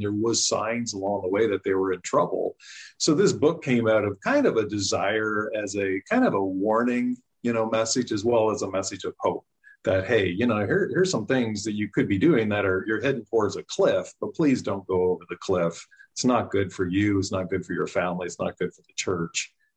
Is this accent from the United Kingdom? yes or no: no; Canada; moved away as an adult; now in United States; I grew up in Canada, came to the U.S. in 93 to get my master's in counseling